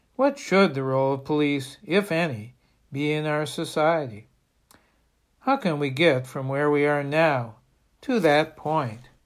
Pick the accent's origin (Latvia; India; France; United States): United States; Bangor, Maine; In my hometown of Bangor